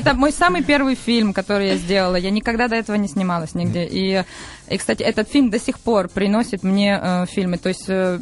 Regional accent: Berdyansk, Zaporizhzhia Oblast, Ukraine; moved away; Бердянск это город, где mm-hmm. я родилась на Украине

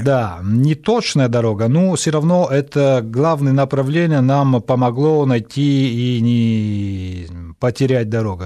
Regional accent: Italy; Russian is a second language; moved away as an adult; now in Moscow, Russia; Я, правда, здесь родился, в Москве, но потом а, мои родители увезли, когда я был очень-очень маленький

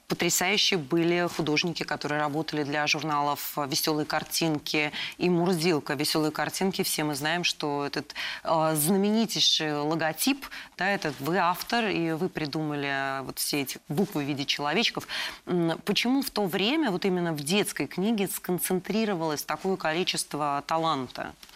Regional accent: Moscow, Russia; Я сама э, родилась и выросла в Москве

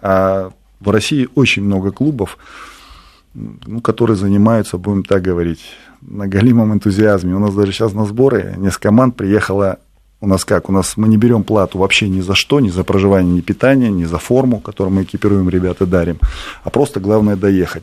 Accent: Bishkek, Kyrgyzstan; я сам родом из Киргизии

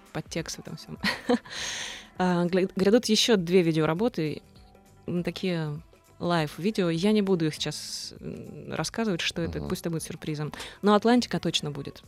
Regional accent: Zaporizhzhia, Zaporizhzhia Oblast, Ukraine; Запорожье — это город, где куют металл во всех смыслах этого слова. Это страшный индустриальный город, откуда мы все родом

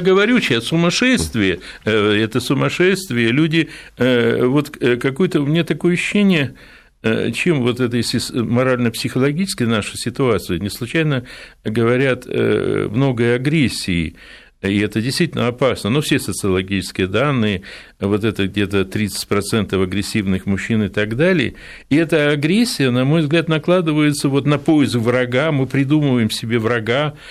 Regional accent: Odesa, Odesa Oblast, Ukraine; родился в Одессе

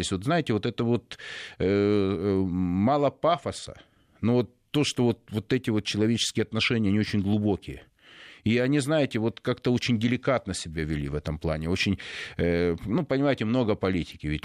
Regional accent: Donetsk, Donetsk Oblast, Ukraine; ну, мы из Донецка, там на, другие люди маленько.

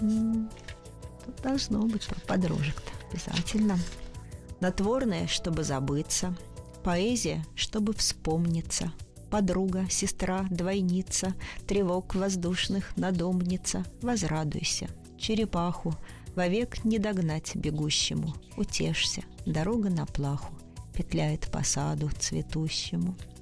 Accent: Moscow, Russia; я москвичка, родилась в Москве

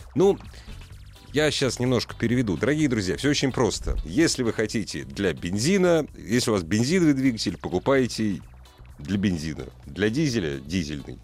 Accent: Moscow, Russia; мы москвичи

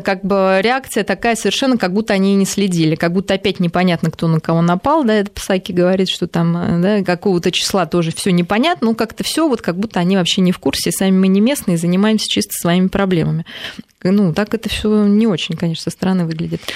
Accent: Russia

